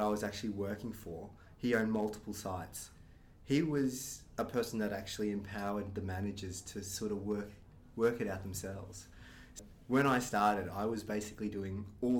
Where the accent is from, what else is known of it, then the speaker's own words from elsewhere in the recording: Brisbane, Queensland, Australia; I was born here in Brisbane. My parents were from Malaysia, so they actually came over as students when they were at university. They lived in Melbourne and decided to eventually reside in Brisbane. So grew up on the north side, went to Nudgee College